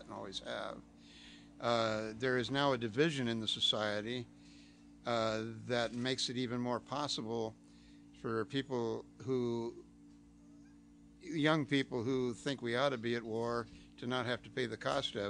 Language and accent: English; El Monte, California, United States; growing up in El Monte, which it was all knives, it was switchblades